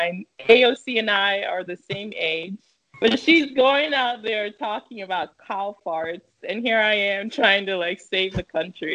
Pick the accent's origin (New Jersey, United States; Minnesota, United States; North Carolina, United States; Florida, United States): Minnesota, United States; born there; move to the United States, where my mom already had family here in the state of Minnesota. And then I was born in December 1989.